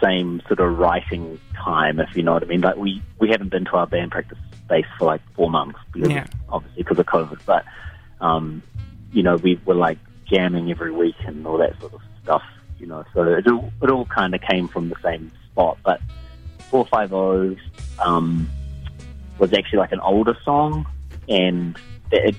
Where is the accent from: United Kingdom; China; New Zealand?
New Zealand; Dunedin, Otago; when I was growing up in Dunedin